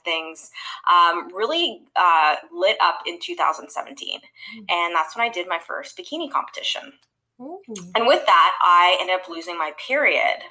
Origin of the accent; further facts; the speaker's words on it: Canada; now in Los Angeles, United States; I'm originally from Canada, actually, currently living in Los Angeles, about to move to Florida